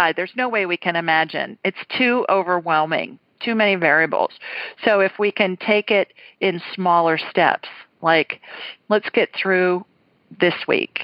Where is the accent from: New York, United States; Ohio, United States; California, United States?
Ohio, United States; Columbus; moved away; Two Columbus girls tonight. Well, three, including me, but I haven't lived there in a long time